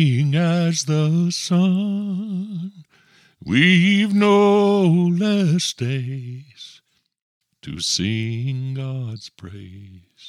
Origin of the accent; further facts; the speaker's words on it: Texas, United States; moved away as an adult; I moved there from Texas, he was very interested in the fact that I was a Texan